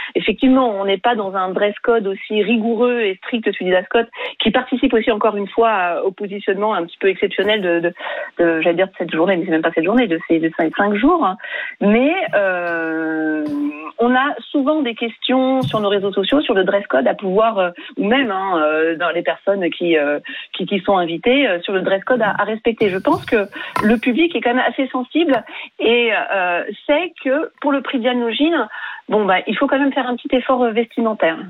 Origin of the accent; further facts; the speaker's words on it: Île-de-France, France; j'ai grandi en Ile-de-France